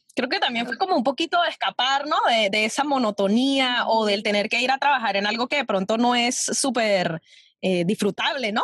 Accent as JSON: {"language": "Spanish", "country": "Venezuela", "moved": "as an adult", "lives_now": "New York, United States", "said": "uno como venezolano"}